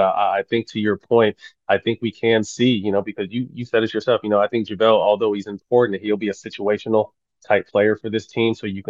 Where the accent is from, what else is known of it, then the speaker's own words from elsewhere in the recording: Sacramento, California, United States; this being my hometown team